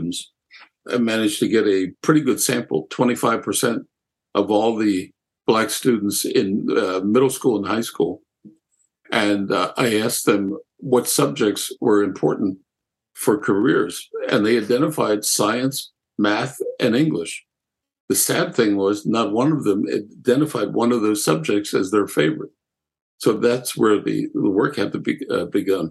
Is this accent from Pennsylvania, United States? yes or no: yes; Lancaster, Pennsylvania, United States; also born or lived in Germany; Growing up in Lancaster, I lived in a multicultural section of the city